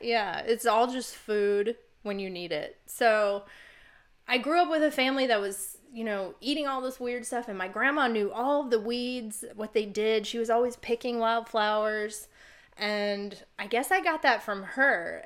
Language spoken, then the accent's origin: English; Virginia, United States; moved away; also born or lived in Oregon / Arizona; I grew up in Virginia